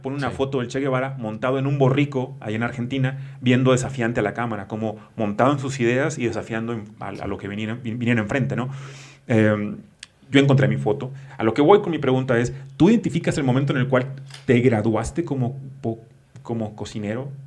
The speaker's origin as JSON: {"language": "Spanish", "region": "northern Mexico", "country": "Mexico", "moved": "yes", "lives_now": "Mexico City, Mexico", "said": "cuando llegué a la Ciudad de México como, como norteño"}